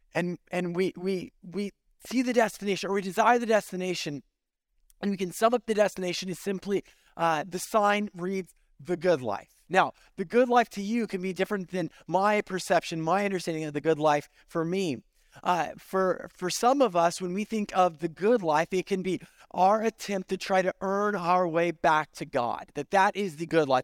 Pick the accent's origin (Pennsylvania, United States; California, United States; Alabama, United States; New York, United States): California, United States; Central Valley; now in Central Florida, United States; I grew up in California in the Central Valley